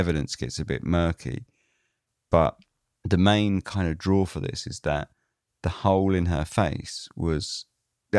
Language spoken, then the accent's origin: English; United Kingdom; being British